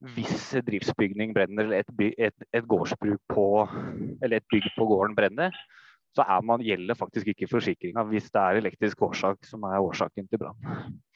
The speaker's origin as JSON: {"language": "Norwegian", "region": "Oslo", "country": "Norway", "moved": "as an adult", "lives_now": "Folldal, Norway", "said": "Jeg kommer fra Oslo. Bygutt. Oslo øst."}